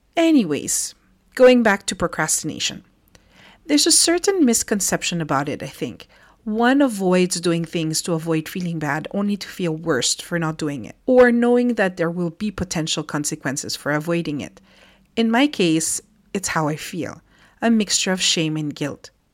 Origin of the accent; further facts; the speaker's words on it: Philippines; moved away as an adult; now in France; growing up in the Philippines